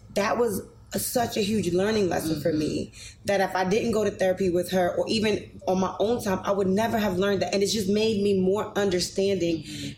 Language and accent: English; New York City, New York, United States; I came from addicted parents. I lived in the projects. Um, I came from Grant Projects on 125th Street